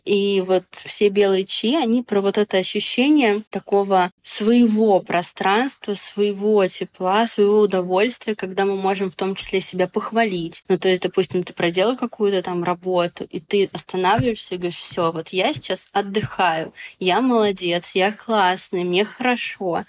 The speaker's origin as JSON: {"language": "Russian", "region": "Moscow", "country": "Russia", "said": "мы сами вообще из Москвы"}